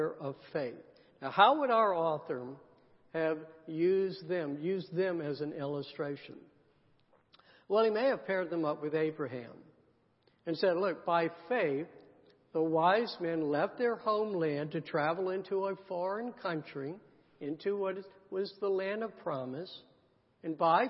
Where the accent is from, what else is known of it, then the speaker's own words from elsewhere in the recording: the South, United States; I grew up in the South